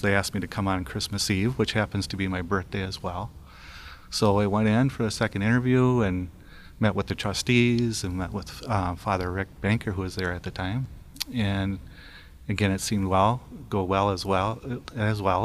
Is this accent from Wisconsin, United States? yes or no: yes; Wisconsin, United States; now in Minnesota, United States; my hometown in Wisconsin